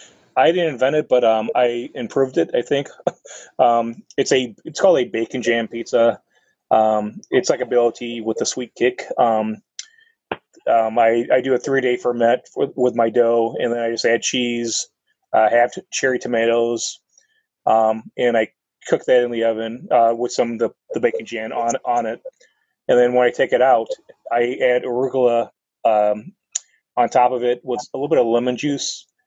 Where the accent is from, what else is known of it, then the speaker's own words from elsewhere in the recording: Midwest, United States; Well, since I'm from the Midwest, any beer pairs pairs well with it.